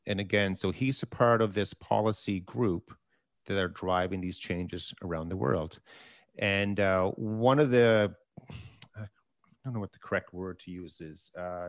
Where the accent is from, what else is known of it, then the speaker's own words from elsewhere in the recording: Canada; And as Canadian investors, we tend to only focus on the private sector, and specifically, you know, the Canadian listed energy companies and so forth.